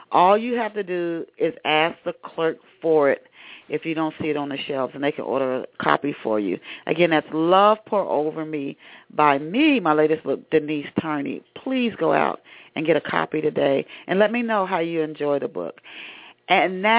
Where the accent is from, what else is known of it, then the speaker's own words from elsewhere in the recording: Tennessee, United States; also born or lived in Ohio; I was born in Ohio, but my dad moved us to Tennessee when I was 9